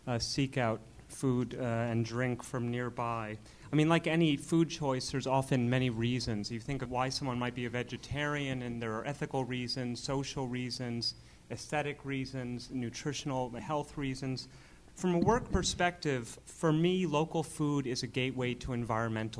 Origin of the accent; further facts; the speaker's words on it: New York City, New York, United States; moved away as an adult; now in Long Island, United States; I grew up in New York City, but I don't live in New York City anymore. I live on Long Island